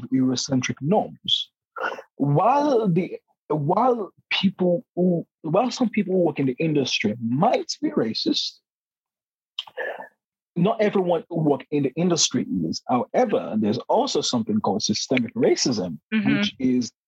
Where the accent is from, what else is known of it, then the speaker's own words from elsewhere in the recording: Nigeria; moved away as an adult; now in London, United Kingdom; Growing up in Nigeria, being socialized in the Nigerian context in a predominantly Black society